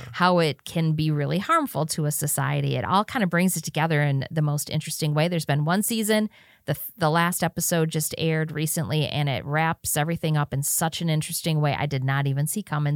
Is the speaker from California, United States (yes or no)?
no; Wisconsin, United States; growing up in Wisconsin